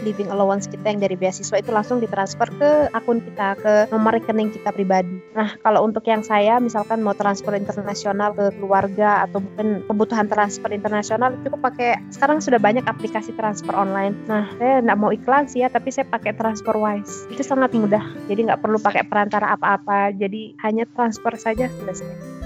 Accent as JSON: {"language": "Indonesian", "country": "Indonesia", "moved": "as an adult", "lives_now": "Poland", "said": "kita orang Indonesia"}